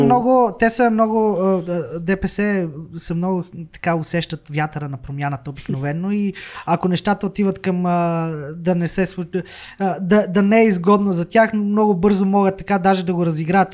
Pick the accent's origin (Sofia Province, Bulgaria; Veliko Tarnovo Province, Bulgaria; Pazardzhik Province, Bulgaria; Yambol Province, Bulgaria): Sofia Province, Bulgaria; Slivnitsa; moved away as an adult; now in Plovdiv, Bulgaria; аз съм от Сливница